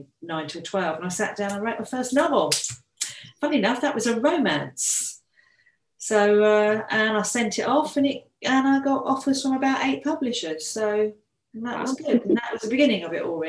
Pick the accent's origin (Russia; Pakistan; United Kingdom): United Kingdom; Brighton, South East England; I've lived here all my life, to be fair, so I'm used to living by the sea